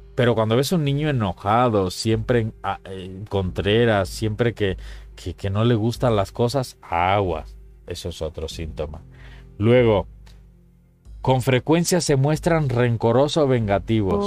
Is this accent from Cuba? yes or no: yes; Cuba; moved away; cuando era niño en Cuba